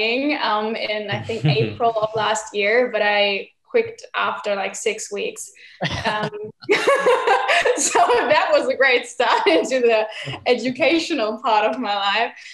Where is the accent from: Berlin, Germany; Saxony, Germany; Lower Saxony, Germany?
Berlin, Germany; I'm 20 years old and I'm from Berlin, Germany.